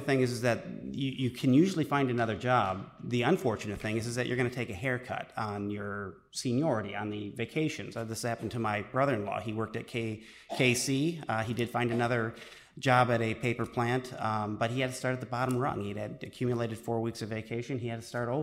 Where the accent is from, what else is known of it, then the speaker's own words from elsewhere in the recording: Beloit, Wisconsin, United States; I'm from Beloit, so that's close to Janesville. A lot of my high school class went and worked up in Janesville